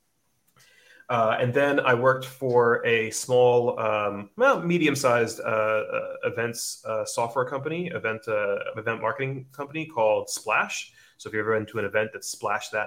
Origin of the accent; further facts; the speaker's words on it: New Jersey, United States; moved away as an adult; now in Sydney, Australia; I'm from New Jersey, but I live in Bondi, Sydney, Australia